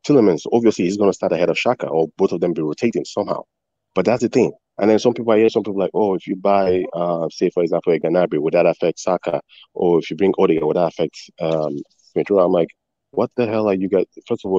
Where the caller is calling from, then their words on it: Canada; I'm from Canada right now.